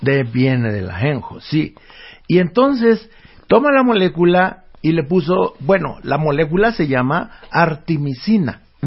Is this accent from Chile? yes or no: no; El Bajío, Guanajuato, Mexico; en el Bajío, allá donde yo nací, allá por Guanajuato